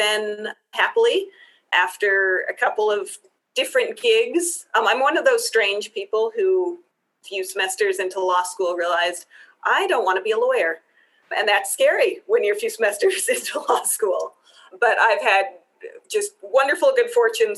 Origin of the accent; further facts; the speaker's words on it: Cheyenne, Wyoming, United States; also born or lived in Israel / Pittsburgh; My family returned to the States, and then we moved to Cheyenne when I was 9. So I grew up here